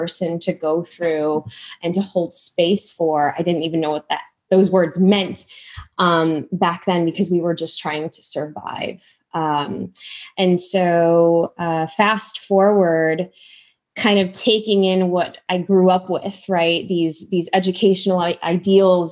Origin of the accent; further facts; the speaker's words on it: Chicago, Illinois, United States; born and raised in Chicago, I know you're Midwest too, to immigrant parents